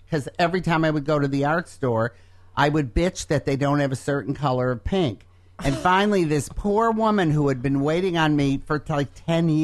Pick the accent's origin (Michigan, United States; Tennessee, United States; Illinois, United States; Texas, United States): Michigan, United States; Detroit; moved away; growing up in Detroit in the years that Motown was coming up